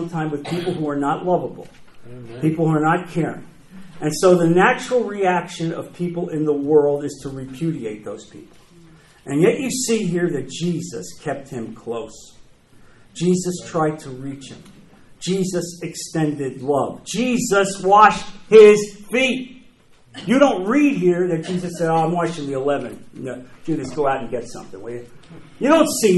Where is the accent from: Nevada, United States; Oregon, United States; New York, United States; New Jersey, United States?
New Jersey, United States; moved away; I'm from New Jersey.